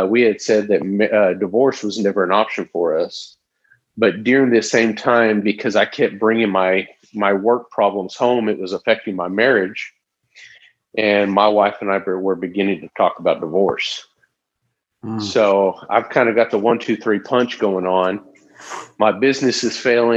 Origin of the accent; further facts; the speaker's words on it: Tyler, Texas, United States; also born or lived in Tulsa, Oklahoma; I'm a nobody from Tyler, Texas. I grew up here